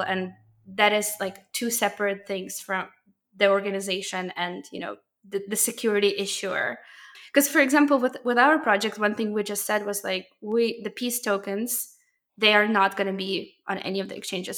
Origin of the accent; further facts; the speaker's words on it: Ukraine; moved away; I'm originally from Ukraine